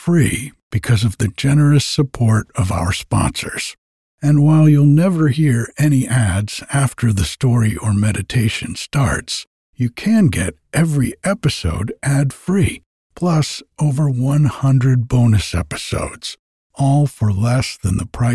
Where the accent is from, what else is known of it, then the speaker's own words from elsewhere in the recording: East Coast, United States; moved away; I grew up on the East Coast